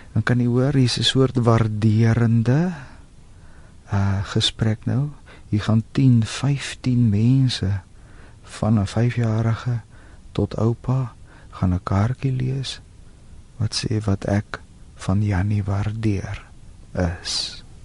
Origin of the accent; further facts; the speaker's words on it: South Africa; ons as Afrikaners